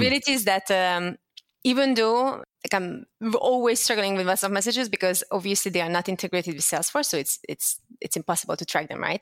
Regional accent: Hungary; English is a second language; moved away as an adult; also born or lived in Netherlands; I was born and raised in Hungary

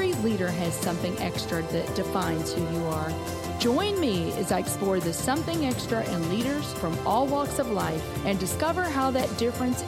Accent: Kentucky, United States; moved away as an adult; now in St. Louis, United States; Greg and I are originally from Kentucky, moved here right after college

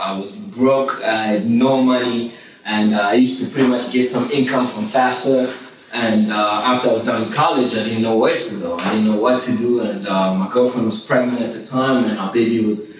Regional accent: DR Congo; born there; moved away; also born or lived in Johannesburg, South Africa; I was born in the Congo, and then my dad sent me over to Johannesburg to get a little bit better education.

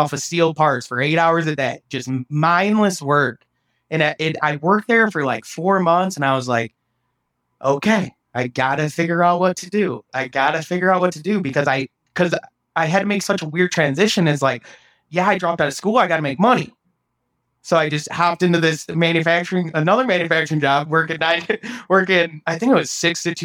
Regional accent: small town Iowa, United States; moved away as an adult; now in Austin, United States; it was very hard to make that leap out of my hometown

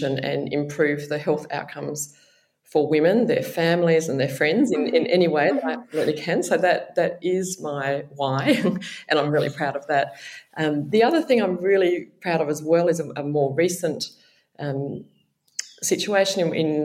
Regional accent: Perth, Western Australia, Australia; moved away as an adult; also born or lived in Sydney, New South Wales; now in Melbourne, Australia; I grew up in Perth in Western Australia

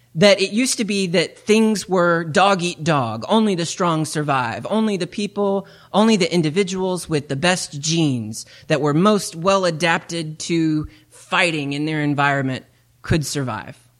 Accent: East Tennessee, United States; moved away; I come from East Tennessee

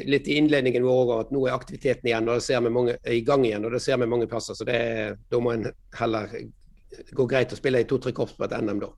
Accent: Strilelandet, Vestland, Norway; jeg er jo stril

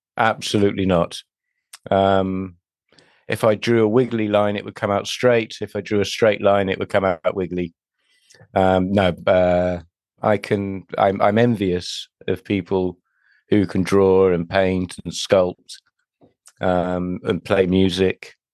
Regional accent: Bristol, South West England, United Kingdom; moved away; I'm, I'm from Bristol originally

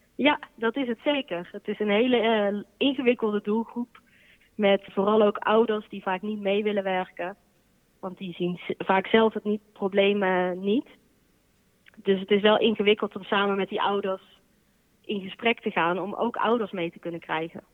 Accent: Boxtel, North Brabant, Netherlands; moved away as an adult; also born or lived in Amsterdam; now in 's-Hertogenbosch, Netherlands; Ik kom uit Bokstel en daar heb ik vroeger bij, lang bij de harmonie gezeten

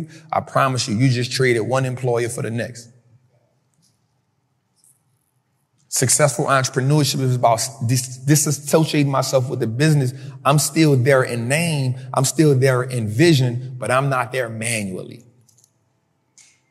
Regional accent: New Orleans, Louisiana, United States; I grew up in Mid-City

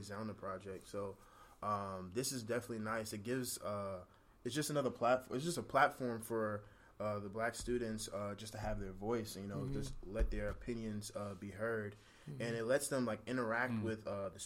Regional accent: New York City, New York, United States; now in Woodstock, Georgia, United States; I'm originally from Brooklyn, New York. I live in Woodstock, Georgia now.

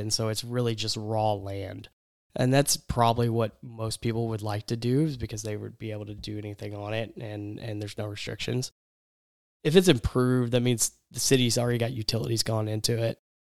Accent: East Texas, United States; when I was growing up in East Texas

